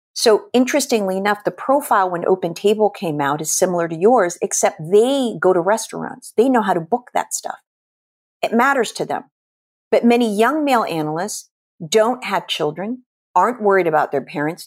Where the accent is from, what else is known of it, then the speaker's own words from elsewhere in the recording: Philippines; moved away; I was born and raised in the Philippines